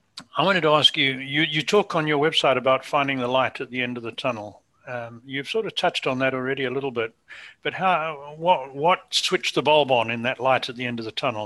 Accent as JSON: {"language": "English", "country": "United Kingdom", "tie": "born or raised there", "said": "being British born"}